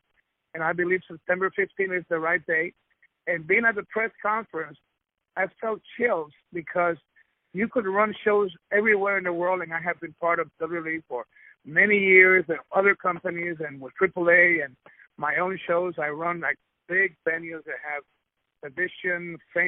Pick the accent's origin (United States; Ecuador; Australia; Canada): Ecuador; I was born in Ecuador and I'm Spanish, as a Latino, I'm very proud.